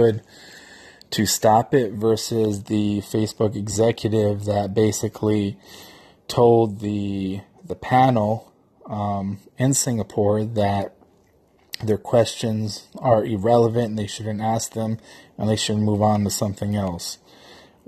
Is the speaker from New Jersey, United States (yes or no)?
yes; New Jersey, United States; I'm actually from New Jersey